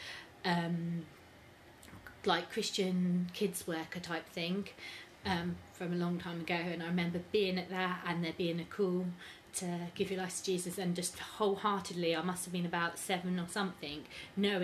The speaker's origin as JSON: {"language": "English", "town": "Reading", "region": "South East England", "country": "United Kingdom", "tie": "born or raised there", "said": "I was born here in Reading, and I've got two sisters"}